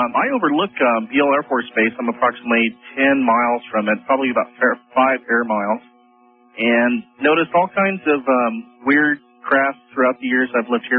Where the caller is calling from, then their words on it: Grass Valley, California, United States; I'm calling you from Grass Valley, California.